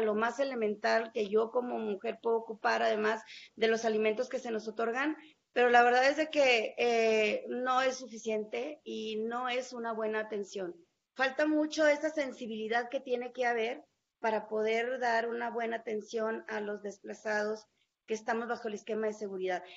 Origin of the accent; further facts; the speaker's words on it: Mexico; no solamente aquí en mi país, incluso cuando estuve fuera del país